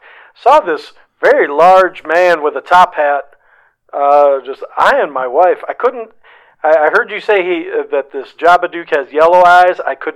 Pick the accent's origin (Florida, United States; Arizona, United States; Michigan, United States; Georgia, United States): Arizona, United States; Tucson; Reg. From Tucson.